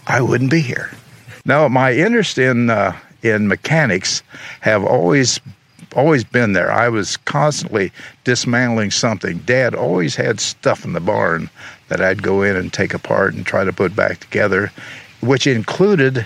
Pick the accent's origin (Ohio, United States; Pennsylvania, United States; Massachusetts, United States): Ohio, United States; Xenia; also born or lived in Marysville, Ohio / Columbus, Ohio / New York City / Toledo, Ohio; I grew up here in Xenia.